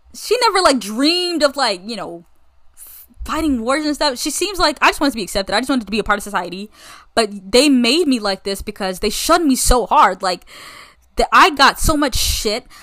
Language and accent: English; United States; I'm American as they come